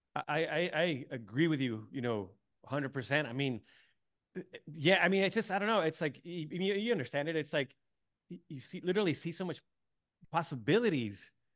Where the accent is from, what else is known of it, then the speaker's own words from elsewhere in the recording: San Diego, California, United States; moved away as an adult; also born or lived in Tijuana; I grew up in San Diego